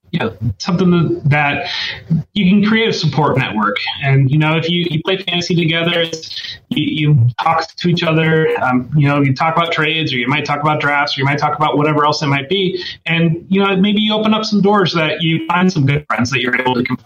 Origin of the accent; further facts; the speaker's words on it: Northwest Ohio, United States; also born or lived in Columbus, Ohio; I actually grew up in Ohio. I grew up in Columbus. I grew up in Northwest Ohio. So I grew up in a small town in Northwest Ohio. So I've lived in Ohio my entire life.